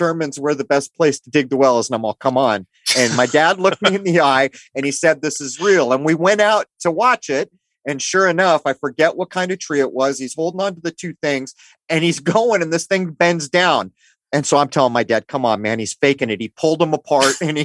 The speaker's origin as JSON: {"language": "English", "town": "San Diego", "region": "California", "country": "United States", "tie": "born or raised there", "said": "you and I grew up in the East County of San Diego"}